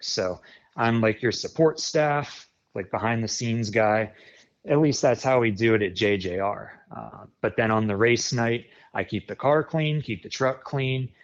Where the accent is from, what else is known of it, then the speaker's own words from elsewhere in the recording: New Cumberland, Pennsylvania, United States; I'm from New Cumberland, Pennsylvania, near Harrisburg